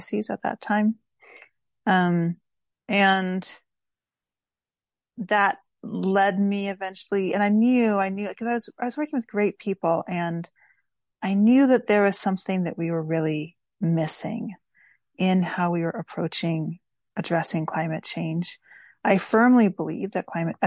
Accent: East Bay, California, United States; moved away as an adult; also born or lived in Philadelphia; now in New York, United States; I grew up in the East Bay area, and my mom lives there still.

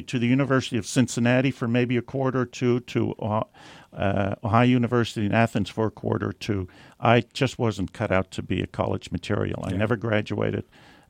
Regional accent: Netherlands; now in United States; I was born in Holland

